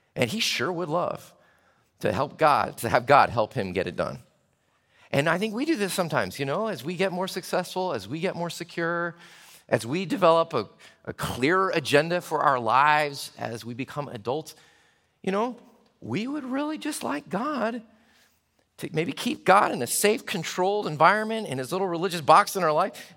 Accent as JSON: {"language": "English", "town": "Chattanooga", "region": "Tennessee", "country": "United States", "tie": "born or raised there", "moved": "yes", "lives_now": "Richmond, United States", "said": "I flew to my hometown, Chattanooga, to see my little sister and to go to my high school reunion."}